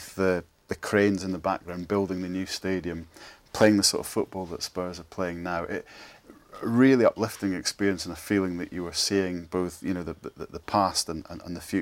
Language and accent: English; Scot, Scotland, United Kingdom; now in England; as a Scot, and as an Aberdeen supporter